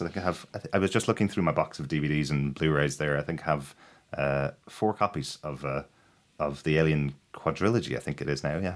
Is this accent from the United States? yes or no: no; Ireland; I'm Irish